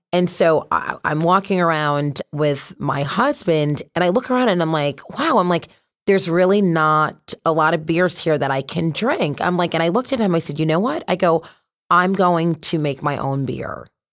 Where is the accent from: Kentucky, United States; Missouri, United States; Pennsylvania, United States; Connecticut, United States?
Connecticut, United States; also born or lived in Boston; I'm from Connecticut, so born and raised here